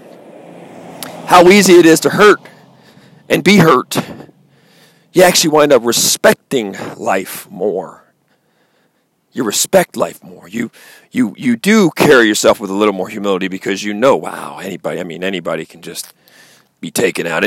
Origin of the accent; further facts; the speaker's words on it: Baltimore, Maryland, United States; growing up in Baltimore